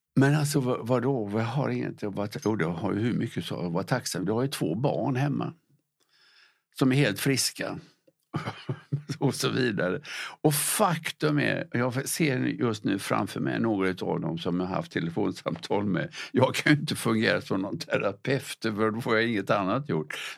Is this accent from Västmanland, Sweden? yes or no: no; Gothenburg, Västra Götaland, Sweden; när jag var liten pojke, där jag växte upp i Göteborg